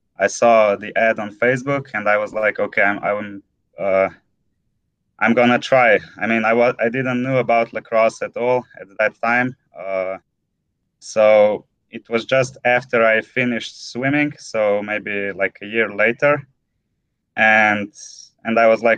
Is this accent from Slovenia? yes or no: yes; Ljubljana, Slovenia; I come from Slovenia, from the capital, Ljubljana